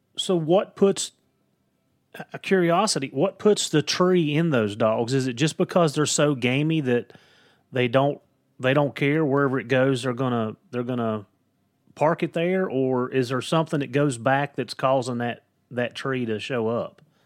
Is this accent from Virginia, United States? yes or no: yes; Southwest Virginia, United States; accent: Southwest Virginia, Appalachian; it's my accent. I'm telling you, it's the Southwest Virginia.